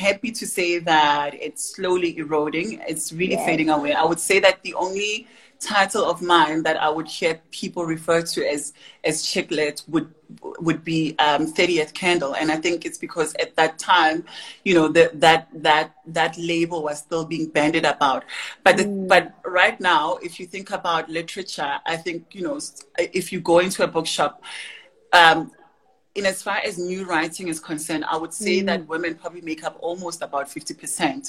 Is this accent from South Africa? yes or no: yes; Tembisa, Gauteng, South Africa; I grew up in Tembisa in the East Rand